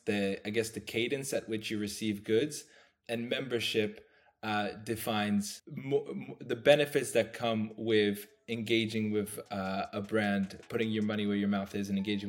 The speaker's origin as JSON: {"language": "English", "country": "France", "tie": "born or raised there", "also_born_or_lived": "London, United Kingdom", "moved": "yes", "said": "So I grew up in Europe. I was living, I was born in France, and then I lived in London for a number of years."}